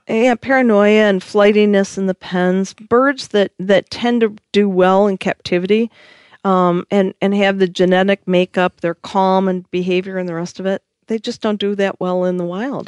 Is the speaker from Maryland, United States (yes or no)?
no; Michigan, United States; I am from Michigan